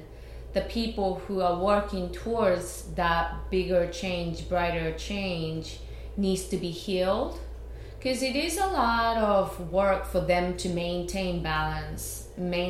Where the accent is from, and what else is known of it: Japan; born or raised there; first language Japanese; English is a second language; moved away as an adult; now in New York, United States